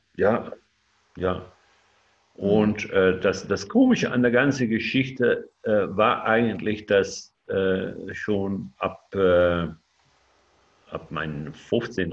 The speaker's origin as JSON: {"language": "German", "country": "Netherlands", "second_language": "German", "said": "ich lebe in Holland und äh, ja, ich, ich, bin, ich bin auch Holländer"}